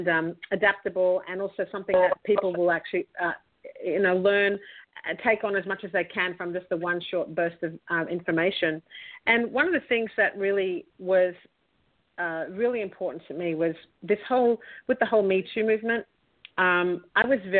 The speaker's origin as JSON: {"language": "English", "country": "Australia", "also_born_or_lived": "Los Angeles", "accent": "Australian", "said": "I'm Australian from this accent"}